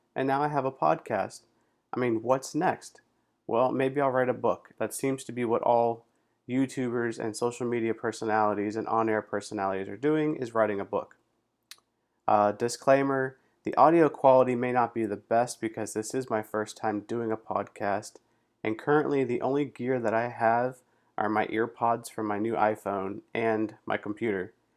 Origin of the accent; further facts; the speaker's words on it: South Florida, United States; now in Pittsburgh, United States; I was born and raised in South Florida